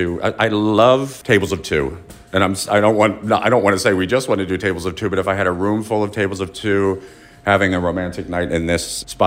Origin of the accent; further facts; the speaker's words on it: Philadelphia, Pennsylvania, United States; also born or lived in Chicago; I've gone back and forth my whole life, but I grew up in Philly.